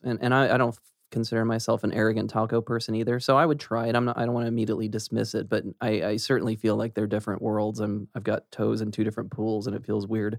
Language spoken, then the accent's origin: English; Olathe, Kansas, United States; I was a Kansas kid, Olathe